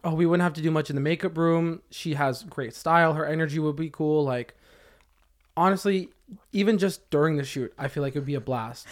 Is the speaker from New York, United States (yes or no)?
no; Camarillo, California, United States; I grew up in Camarillo